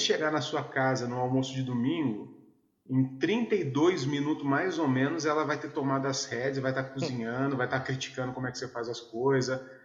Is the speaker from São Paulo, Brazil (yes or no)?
yes; Mogi das Cruzes, São Paulo, Brazil; moved away as an adult; also born or lived in Caieiras; voltei para Mogi, minha cidade natal